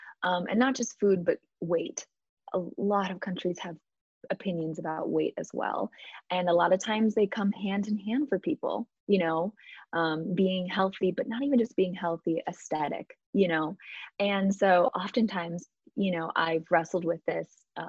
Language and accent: English; Midwest, United States; The truth is we consume, at least in the US, I grew up in the Midwest. Maybe I can only speak to Midwest, and I can only really speak to my family and myself.